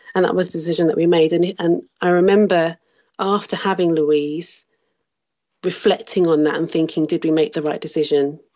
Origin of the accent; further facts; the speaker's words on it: Birmingham, West Midlands, United Kingdom; moved away as an adult; also born or lived in South Africa; I was born and raised in Birmingham, which is in the centre of England